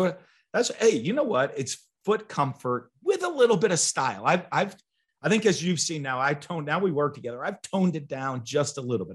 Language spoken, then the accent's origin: English; New England, United States; moved away; I'm from New England